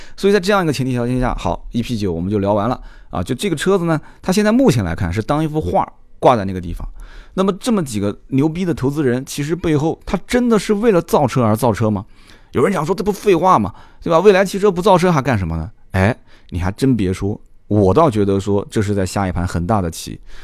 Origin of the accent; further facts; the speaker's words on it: China; 我们中国人